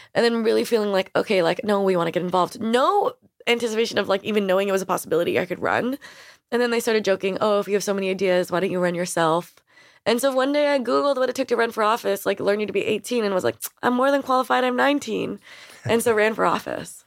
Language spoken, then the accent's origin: English; New York, United States; I grew up in New York